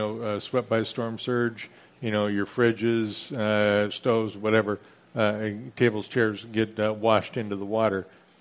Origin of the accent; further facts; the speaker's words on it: Minneapolis, Minnesota, United States; now in Florida Keys, United States; I checked the smartphone app for the temperature in Minneapolis, where I grew up.